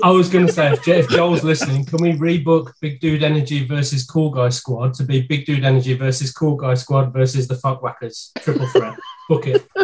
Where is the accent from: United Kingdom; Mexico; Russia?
United Kingdom; a British man being brought up on uh, carry on